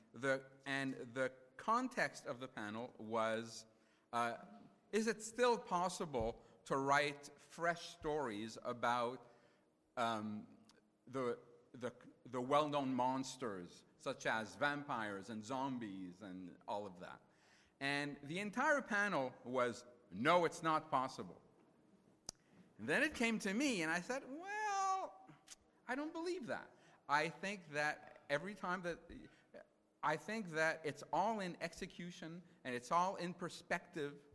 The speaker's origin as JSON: {"language": "English", "town": "Montreal", "region": "Quebec", "country": "Canada", "tie": "born or raised there", "first_language": "French", "second_language": "English", "said": "I grew up in a fr- francophone part of Montreal"}